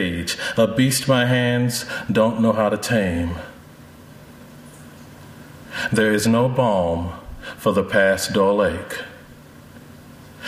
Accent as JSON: {"language": "English", "region": "North Carolina", "country": "United States", "tie": "born or raised there", "moved": "yes", "said": "I grew up in North Carolina for about 10 years"}